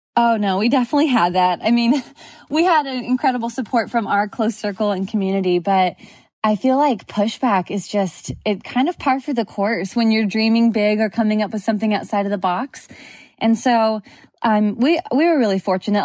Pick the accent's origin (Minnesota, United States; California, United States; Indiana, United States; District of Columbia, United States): California, United States; Southern; moved away as an adult; also born or lived in Houston; I grew up in Southern California